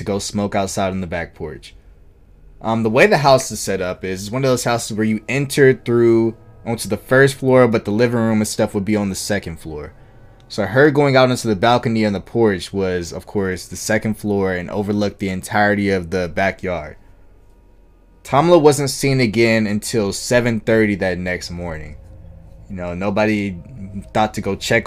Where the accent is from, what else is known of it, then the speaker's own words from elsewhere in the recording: Georgia, United States; Georgia, my home state.